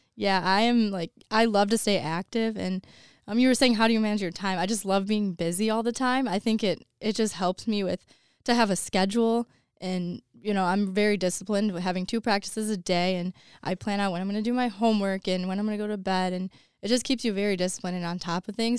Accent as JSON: {"language": "English", "town": "Woodhaven", "region": "Michigan", "country": "United States", "said": "I am from, it's Woodhaven, um, the city that I'm from"}